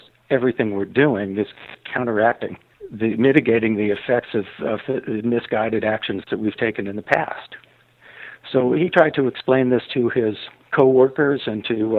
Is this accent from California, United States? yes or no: yes; Los Angeles, California, United States; moved away as an adult; now in Ashland, United States; I grew up in Los Angeles, so I was a completely city boy